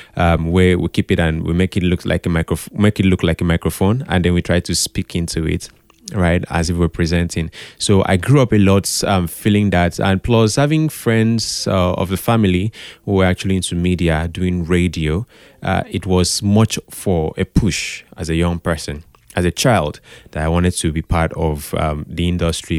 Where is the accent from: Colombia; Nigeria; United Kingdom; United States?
Nigeria; Calabar, Cross River; I grew up in Calabar.